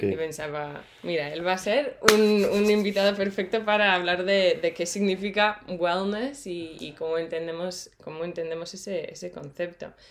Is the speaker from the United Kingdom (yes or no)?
yes; England, United Kingdom; now in Madrid, Spain; yo soy de Inglaterra y vivo en Madrid